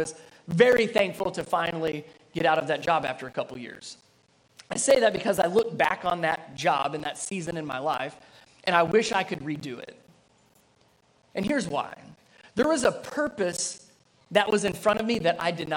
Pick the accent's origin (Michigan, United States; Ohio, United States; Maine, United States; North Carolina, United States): Ohio, United States; Cincinnati; I grew up in Cincinnati, Ohio area